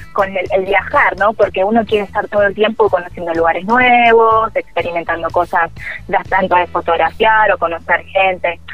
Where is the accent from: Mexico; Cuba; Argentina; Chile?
Argentina; Buenos Aires; somos de Buenos Aires. Y bueno, todo lo, el ritmo citadino, más que nada porteño